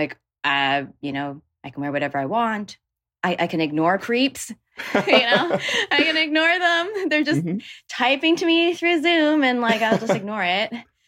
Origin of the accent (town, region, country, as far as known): Toronto, Ontario, Canada